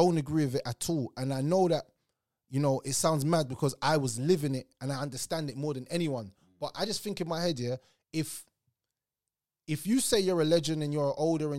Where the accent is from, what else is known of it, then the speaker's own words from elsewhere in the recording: Tulsa, Oklahoma, United States; Well, I really generally think that growing up in Tulsa, for me, it taught me a lot about life in general.